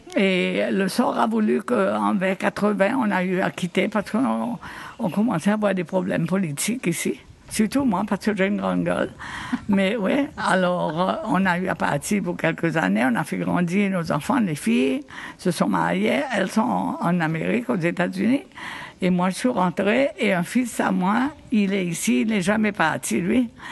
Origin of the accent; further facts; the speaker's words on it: Victoria, Seychelles; je me souviens quand j'étais petite, on habitait à Victoria